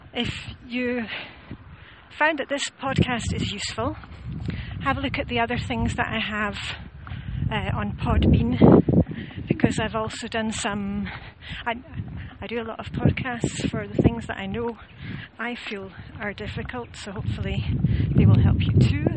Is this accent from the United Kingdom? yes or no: yes; Scotland, United Kingdom; I'm Scottish